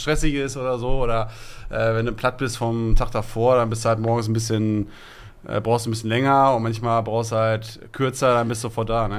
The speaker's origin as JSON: {"language": "German", "town": "Essen", "region": "North Rhine-Westphalia", "country": "Germany", "said": "wir kommen aus Borbeck, da sind unsere Wurzeln"}